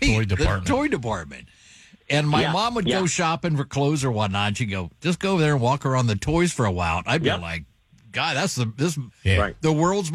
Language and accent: English; Dayton, Ohio, United States; I grew up in Dayton, so Elder Beerman was big